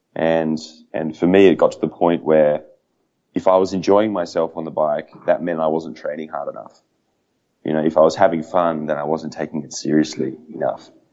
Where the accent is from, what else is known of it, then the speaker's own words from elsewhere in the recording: Australia; as an Australian